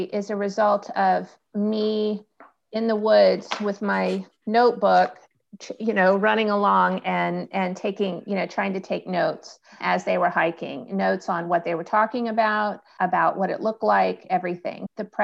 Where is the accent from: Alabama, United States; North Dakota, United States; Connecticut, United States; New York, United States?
Alabama, United States; I'm from the South. I'm from Alabama.